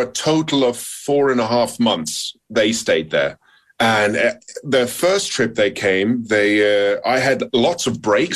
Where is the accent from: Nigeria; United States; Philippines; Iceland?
Iceland; I'm from Iceland